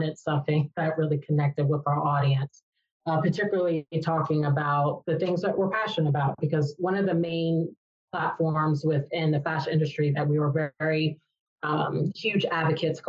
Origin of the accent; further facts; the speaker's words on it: Maryland, United States; moved away; also born or lived in New York; we faced a lot of racism growing up in Maryland